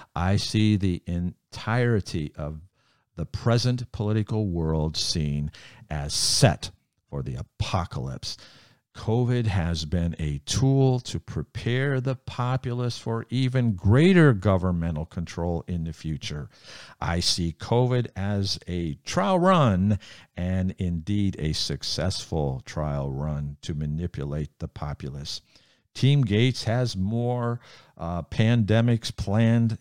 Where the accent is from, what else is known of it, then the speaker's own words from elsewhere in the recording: United States; I'm a follower of Jesus before I'm an American.